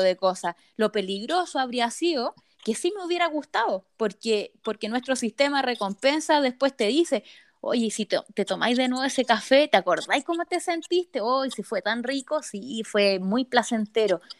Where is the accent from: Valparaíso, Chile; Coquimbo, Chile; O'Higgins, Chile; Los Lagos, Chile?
O'Higgins, Chile; Rancagua; yo soy de Rancagua y mi abuelita vive en Santa Cruz